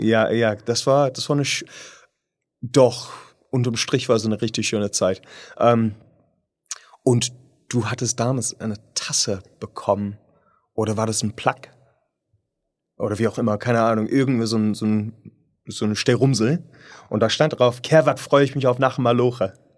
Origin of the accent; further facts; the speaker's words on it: United Kingdom; German is a second language; moved away; ich bin Brite